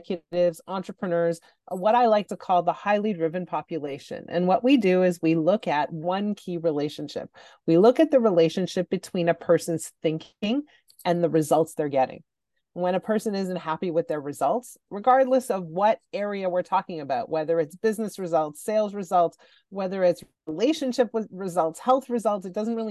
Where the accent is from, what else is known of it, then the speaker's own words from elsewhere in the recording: Montreal, Quebec, Canada; I grew up in Montreal, and in Montreal, high school starts in grade 7.